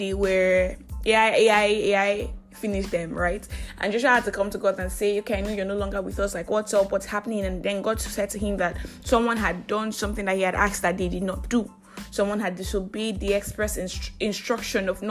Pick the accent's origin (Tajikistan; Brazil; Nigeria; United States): Nigeria; I am that Nigerian Christian Talkaholic